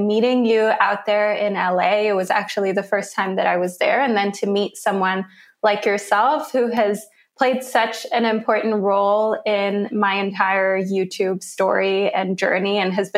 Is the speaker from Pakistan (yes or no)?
no; Switzerland; also born or lived in Lagos, Nigeria / Zurich / London; I was there for a few years, but we always kind of had another home here in Switzerland. And then I came to Switzerland full time when I was 7